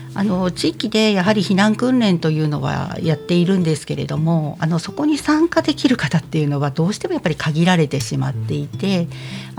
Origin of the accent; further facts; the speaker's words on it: Odawara, Kanagawa, Japan; 私は実は小田原生まれ、小田原育ちなので